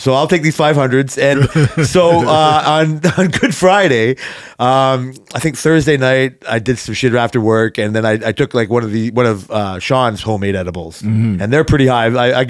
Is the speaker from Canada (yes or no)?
yes; Canada; But just because I'm Canadian